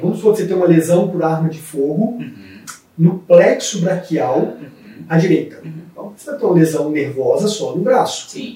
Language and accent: Portuguese; Colatina, Espírito Santo, Brazil; eu sou de uma cidade do interior do Espírito Santo, chamada Colatina.